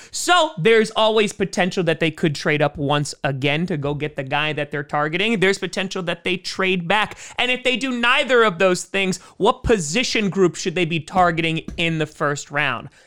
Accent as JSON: {"language": "English", "region": "New York", "country": "United States", "said": "I'm from New York"}